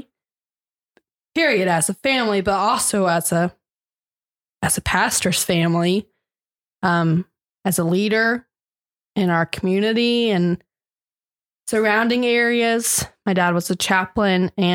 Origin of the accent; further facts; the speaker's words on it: Augusta, Georgia, United States; I was born and raised in Augusta, Georgia